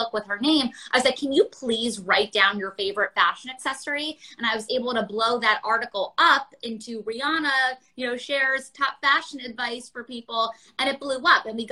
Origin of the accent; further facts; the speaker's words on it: New York City, New York, United States; growing up in New York City, surrounded by the stores, you walk up Madison Avenue